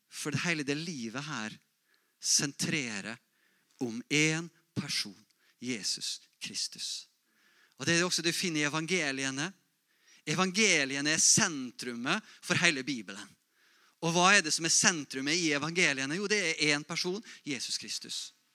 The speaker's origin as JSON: {"language": "Norwegian", "town": "Molde", "region": "Møre og Romsdal", "country": "Norway", "tie": "born or raised there", "said": "Jeg vokste opp i Misjonsforbundet, Molde misjonsmenighet"}